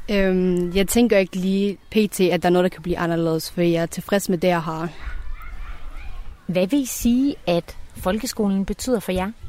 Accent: Denmark; jeg er jo født og opvokset i Danmark, men jeg, mine forældres rødder og min, min egen rødder, de er et andet sted, og det er Afghanistan.

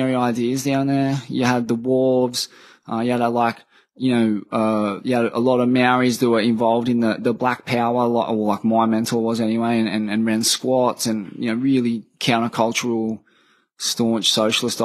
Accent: Australia; my hometown

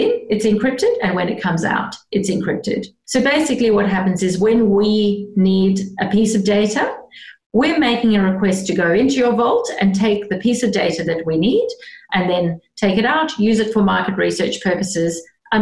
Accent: South Africa; moved away as an adult; now in Australia; I grew up in South Africa, and I left when I was 21 to go traveling

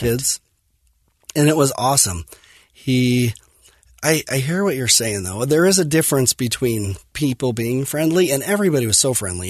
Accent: Fillmore, Utah, United States; I grew up in Fillmore, um, Utah, on a farm, and dairy farm, crop farm, and loved Millard High School

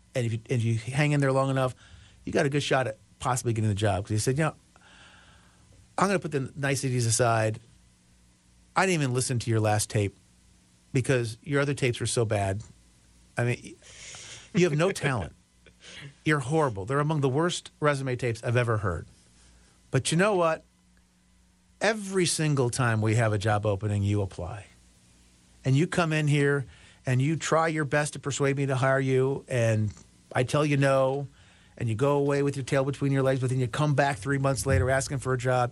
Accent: Chicago, Illinois, United States; I grew up in the Chicago, Illinois area, the, the west and, uh, northwest suburbs of Chicago

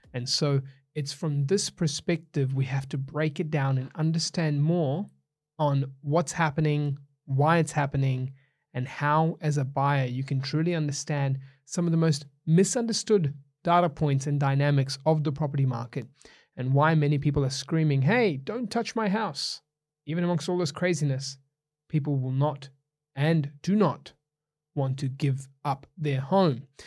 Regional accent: New Zealand; Growing up in New Zealand

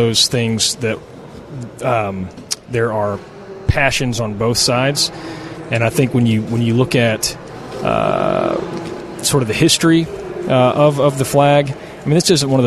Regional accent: the South, United States; I'm a white man. I'm from the South.

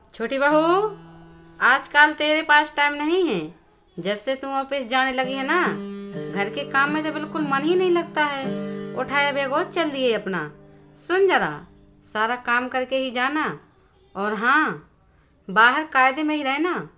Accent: Satpur village, Lalitpur district, Uttar Pradesh, India; मैं उत्तर प्रदेश के ललितपुर ज़िले के सतपुर गांव की रहने वाली हूँ

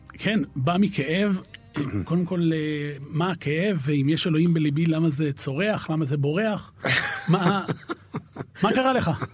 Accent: Haifa, Haifa District, Israel; שנינו גדלנו בחיפה

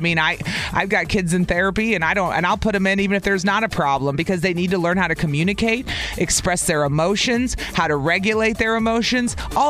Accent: the South, United States; accent: southern; Listen to my southern accent kicking in right there.

